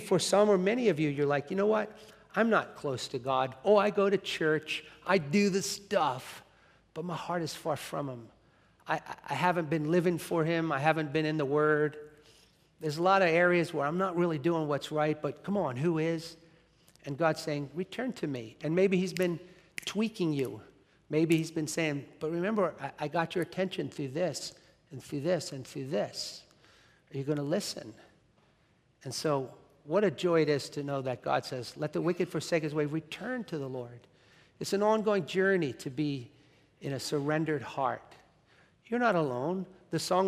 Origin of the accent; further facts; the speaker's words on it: United States; Being an American